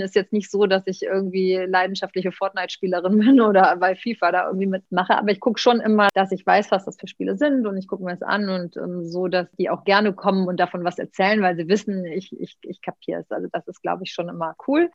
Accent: Cologne, North Rhine-Westphalia, Germany; Ich bin, bin, Kölnerin

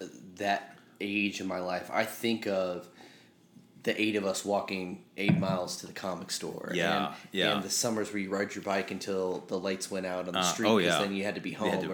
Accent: Northwest Indiana, United States; moved away; I grew up in Northwest Indiana outside of Chicago.

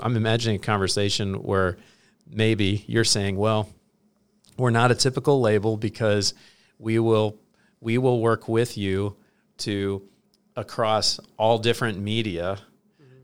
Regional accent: Hillsboro, Illinois, United States; I grew up in Hillsboro, Illinois, population five thousand.

